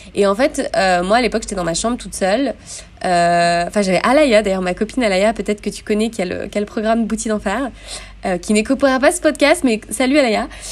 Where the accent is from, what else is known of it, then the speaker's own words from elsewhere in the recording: Grenoble, Auvergne-Rhône-Alpes, France; moved away as an adult; also born or lived in Montpellier; j'ai vécu, grandi, euh, je suis née à Grenoble